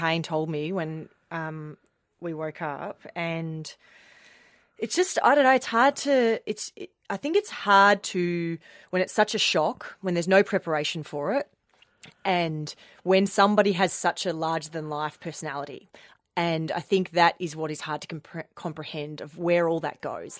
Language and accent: English; Melbourne, Victoria, Australia; also born or lived in Fremantle, Western Australia; growing up in Melbourne, I grew up in the northeastern suburbs in McLeod